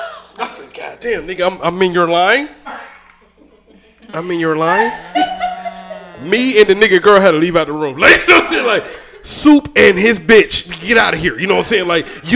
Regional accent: Georgia, United States; accent: country; I am country. I'm from Georgia.

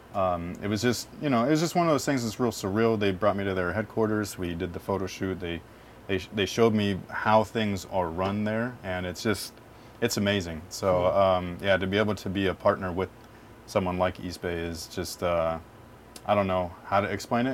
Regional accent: San Jose, California, United States; also born or lived in North Bay; back to my hometown area, which is like Sunnyvale, San Jose area.

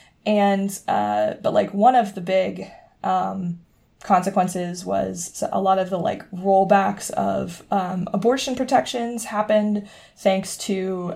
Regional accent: Charlotte, North Carolina, United States; my hometown of Charlotte, North Carolina.

